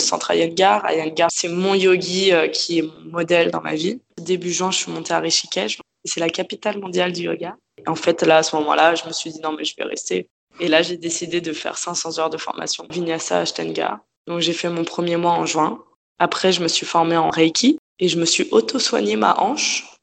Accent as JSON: {"language": "French", "town": "Paris", "region": "Île-de-France", "country": "France", "tie": "born or raised there", "moved": "as an adult", "lives_now": "Australia", "said": "Je suis née à Paris. J'ai vécu à Paris dans le 11e arrondissement, à côté de Bastille avec euh, mes parents."}